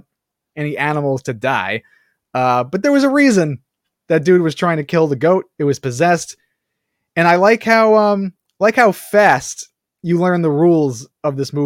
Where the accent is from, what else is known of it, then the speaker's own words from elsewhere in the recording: New York City, New York, United States; being a New Yorker